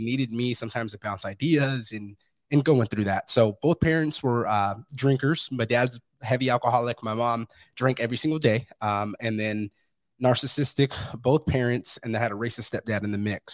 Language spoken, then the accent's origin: English; Fresno, California, United States; moved away; I'm from Fresno, California, originally